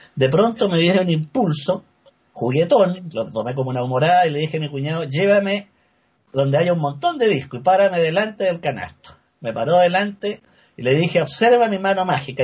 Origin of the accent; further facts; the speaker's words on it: Valdivia, Los Ríos, Chile; moved away as an adult; now in Santiago, Chile; Yo me crié en Valdivia, una ciudad situada al sur de Chile